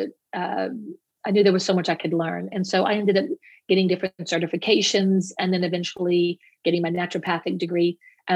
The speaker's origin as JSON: {"language": "English", "area": "Cajun", "region": "Louisiana", "country": "United States", "said": "as a Cajun"}